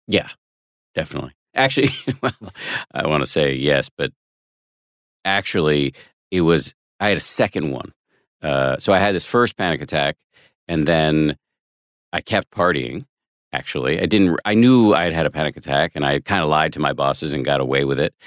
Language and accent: English; Boston, Massachusetts, United States; moved away; also born or lived in Maine; I went to school in Maine, but I'm from Boston, not far away